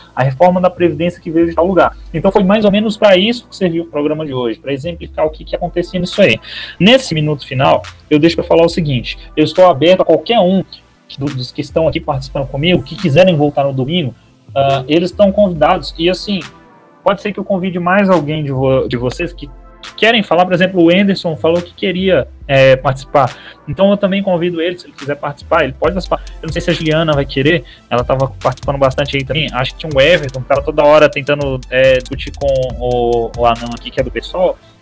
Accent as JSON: {"language": "Portuguese", "region": "Goiás", "country": "Brazil", "said": "sou goiano"}